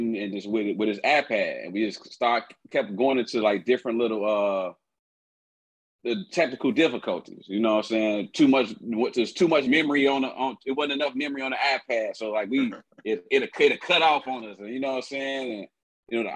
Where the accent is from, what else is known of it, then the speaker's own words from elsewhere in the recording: Chicago, Illinois, United States; also born or lived in Tuscaloosa, Alabama; Born there, but raised in Chicago. I was born in Tuscaloosa, Alabama.